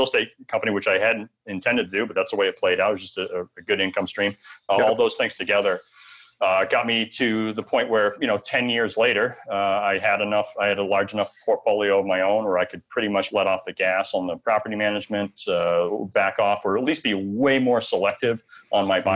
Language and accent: English; Maine, United States; moved away as an adult; also born or lived in Bangor, Maine; now in Maui, United States; I'm born and raised in Maine, lived there on and off like most of my life.